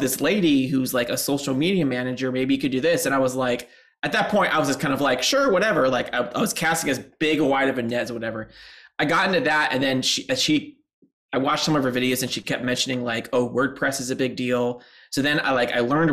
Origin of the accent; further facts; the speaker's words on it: Seattle, Washington, United States; moved away as an adult; now in Chicago, United States; I'm from Seattle